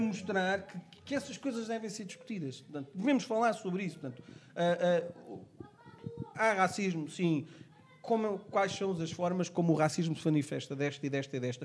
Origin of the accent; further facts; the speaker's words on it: Portugal; Eu nasci cá, portanto, sou português, negro